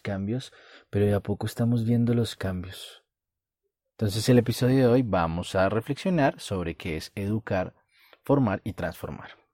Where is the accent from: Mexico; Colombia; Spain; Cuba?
Colombia; como dicen en mi país, en Colombia